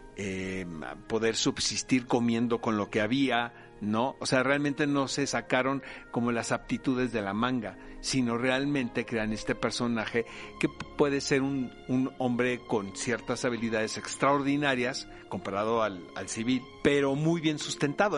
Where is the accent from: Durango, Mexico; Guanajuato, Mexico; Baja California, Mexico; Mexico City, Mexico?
Baja California, Mexico; Tijuana; Yo soy de Tijuana, cara, y no se puede ser más norteño